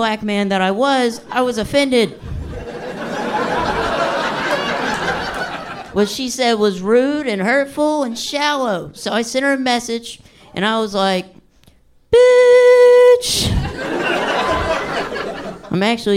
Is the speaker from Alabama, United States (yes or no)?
yes; Alabama, United States; now in Florida, United States; I'm from Alabama